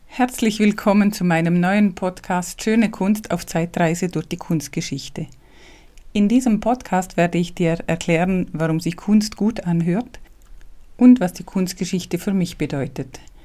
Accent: Liechtenstein; accent: Liechtensteiner Dialekt; first language Liechtenstein German dialect; ich bin ja nicht deutschsprachig muttersprachlich, ich spreche ja Liechtensteiner Dialekt eigentlich

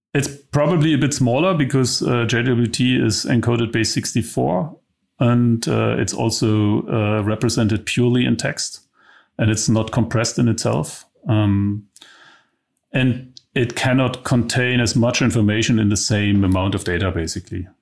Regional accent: East Germany, Germany; also born or lived in London; I'm from East Germany.

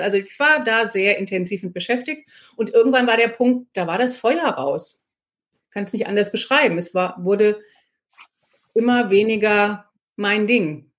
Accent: Marburg, Hesse, Germany; moved away as an adult; also born or lived in Freiburg / United States; now in Frankfurt, Germany; ich komme aus Marburg und als Marburgerin hat man erstmal ziemlich viele Vorurteile Frankfurt gegenüber.

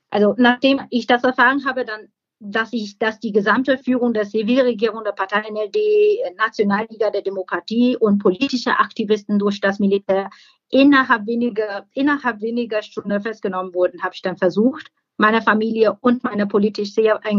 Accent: Myanmar; Im Moment bin ich sehr beunruhigt, weil meine Heimat wieder in Gefahr ist.

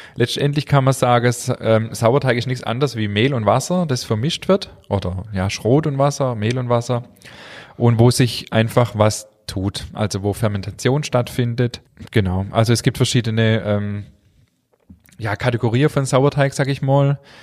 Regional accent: Germany; wir Deutsche

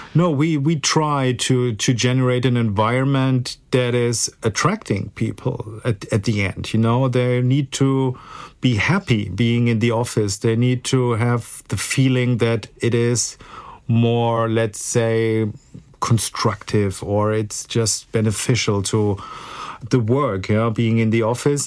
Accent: Frankfurt, Hesse, Germany; I'm a real Frankfurter, born and raised in Frankfurt, and uh, well, most stayed most of the time here

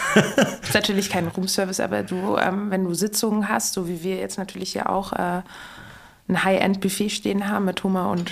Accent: Berlin, Germany; moved away as an adult; Ich bin in Berlin geboren, Berlin-Charlottenburg.

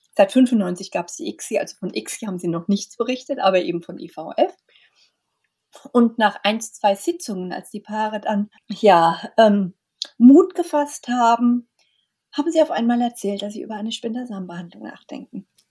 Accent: Germany; bei uns in Deutschland

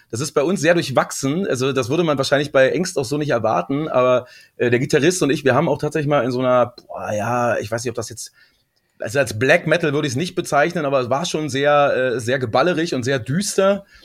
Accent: Marzahn-Hellersdorf, Berlin, Germany; ich komme aus Hellersdorf-Marzahn, so, das habe ich ja jeden Tag

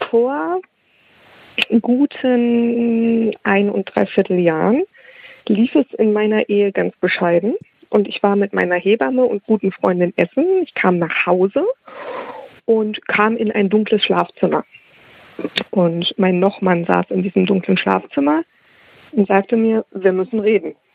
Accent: Hesse, Germany; Und ich komme aus Nordhessen und dann fuhren wir nach Kassel.

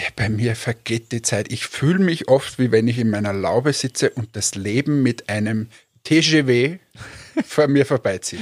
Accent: Austria; also born or lived in Finland; ich bin Österreicher

